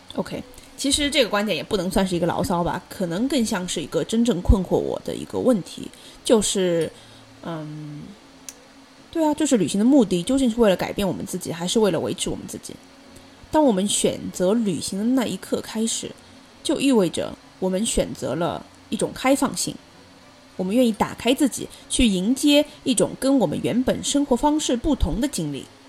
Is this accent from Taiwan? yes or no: no; China; moved away as an adult; also born or lived in Qatar; now in Boston, United States; 我作为一个中国人，我就是喜欢在面条上面撒葱花